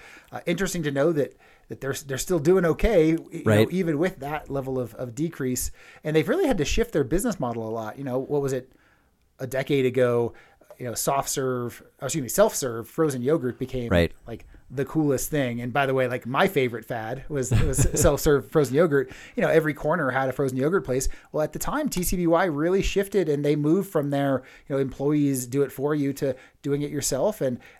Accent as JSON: {"language": "English", "region": "California", "country": "United States", "tie": "born or raised there", "moved": "yes", "said": "I grew up in California, and we had a TCBY in my hometown too."}